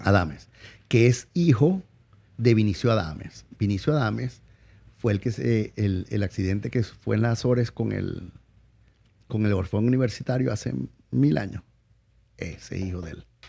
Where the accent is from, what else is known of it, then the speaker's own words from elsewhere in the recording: Venezuela; moved away as an adult; also born or lived in La Guaira / Puerto Ordaz; Como decimos en Venezuela, yo salí de la Guaira con el culo en dos manos